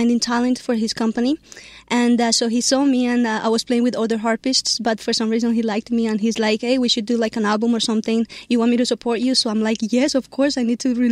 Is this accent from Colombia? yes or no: yes; Colombia; now in New Jersey, United States; I came from Colombia, that's my country